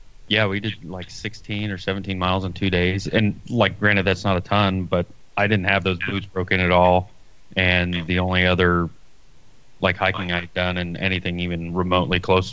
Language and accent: English; Iowa, United States; I'm from Iowa